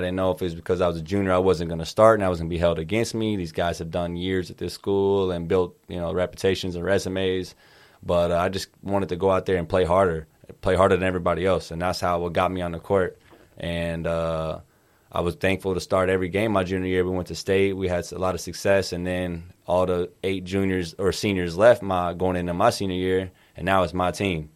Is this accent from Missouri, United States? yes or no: yes; Kansas City, Missouri, United States; I grew up in Kansas City, Missouri and Kansas City, Kansas